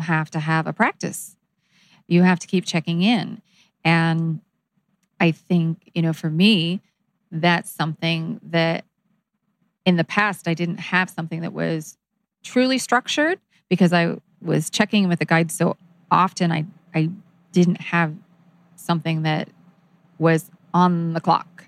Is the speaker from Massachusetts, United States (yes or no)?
no; Kansas, United States; I grew up in Kansas.